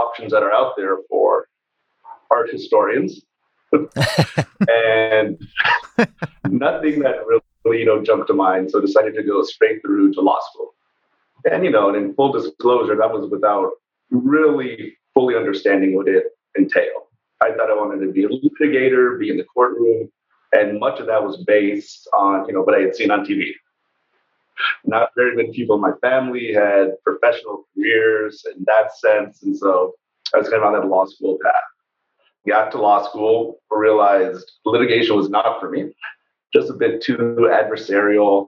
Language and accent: English; outside of the San Diego area, Southern California, United States; moved away as an adult; also born or lived in Cambridge, Massachusetts; Grew up in Southern California, originally outside of the San Diego area, where was raised by my single mom